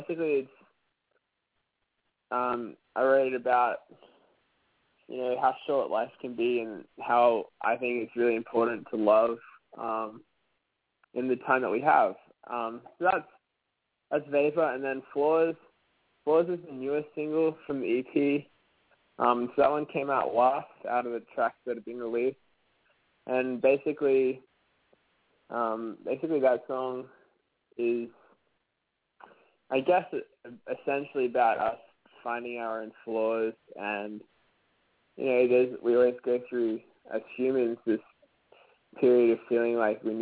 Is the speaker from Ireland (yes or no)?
no; Brisbane, Queensland, Australia; Brisbane Sleep Clinic, which would be my hometown